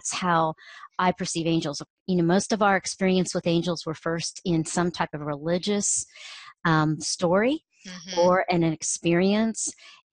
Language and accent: English; Ohio, United States; growing up in Ohio